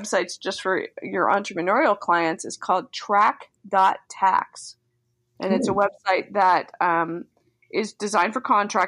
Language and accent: English; Delaware, United States; moved away; I grew up in Delaware, but my grandparents and my parents were all from Philly